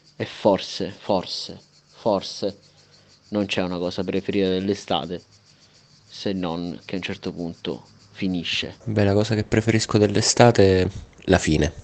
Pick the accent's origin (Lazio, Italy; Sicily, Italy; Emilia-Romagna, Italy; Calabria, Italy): Sicily, Italy; now in northern Italy; da siciliano trasferito al nord